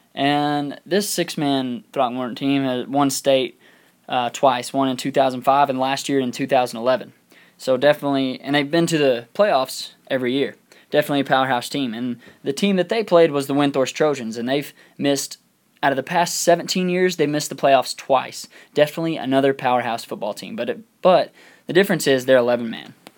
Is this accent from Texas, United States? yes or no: yes; Throckmorton, Texas, United States; moved away; also born or lived in Lubbock, Texas; my hometown of Little Throckmorton, Texas